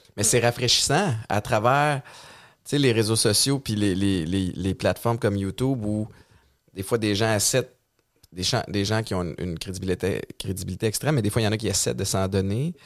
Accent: Montérégie, Quebec, Canada; On est quelque part en Montérégie.

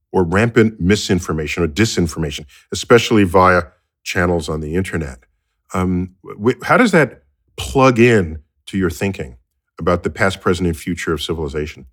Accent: United States; I grew up here in the United States

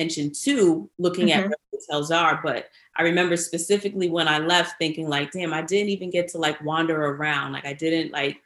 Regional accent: New York, United States; as a New Yorker

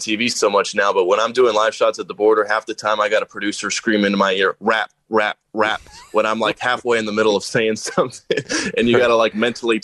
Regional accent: Aliso Viejo, California, United States; moved away as an adult; also born or lived in Tempe, Arizona / El Paso, Texas; I grew up in Southern California down in Orange County, a little city called Aliso Viejo, right next to Laguna Beach

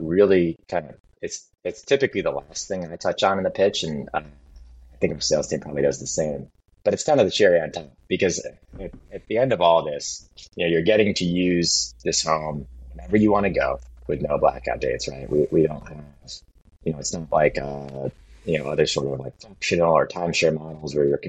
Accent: New England, United States; I grew up in New England

